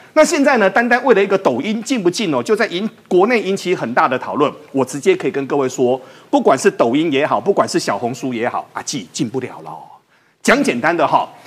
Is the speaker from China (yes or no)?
no; Taiwan; 我们台湾人